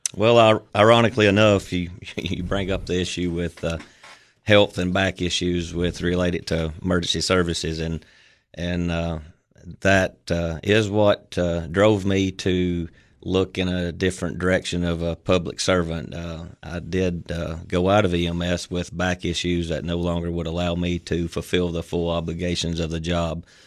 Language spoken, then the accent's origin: English; United States; I also had two years of full-time service for a local funeral chapel there in my hometown